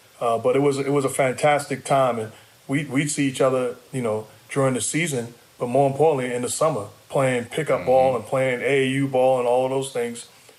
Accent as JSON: {"language": "English", "town": "Queens", "region": "New York", "country": "United States", "tie": "born or raised there", "also_born_or_lived": "Brooklyn", "said": "I was born in Brooklyn, lived there the first 7 years of my life, moved to Queens, and then living in Queens, I went to high school an hour and a half away"}